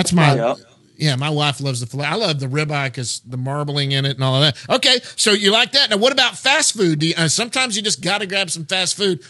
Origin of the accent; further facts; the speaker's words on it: Texas, United States; I'm a Texan